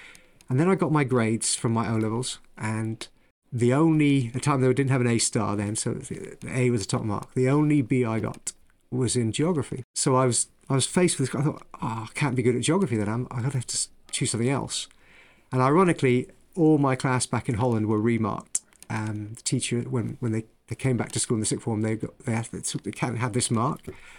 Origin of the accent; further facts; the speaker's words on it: Ireland; born there; moved away; I ended up in the UK, in England, for the first time because I was born in Ireland, but actually moved around the world with my family following oil around the world.